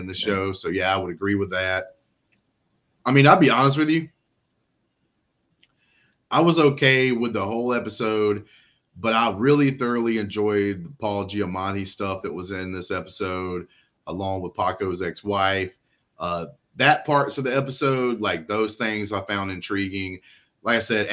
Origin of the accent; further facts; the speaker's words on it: United States; as an American